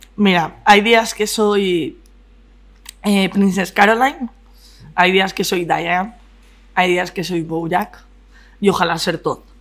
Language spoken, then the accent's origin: Spanish; Madrid, Community of Madrid, Spain; soy madrileña.